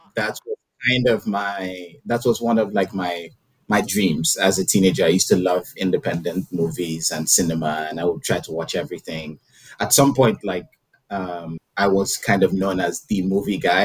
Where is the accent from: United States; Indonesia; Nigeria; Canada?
Nigeria; growing up in Nigeria, you, there was a lot of like Christian um, influenced messaging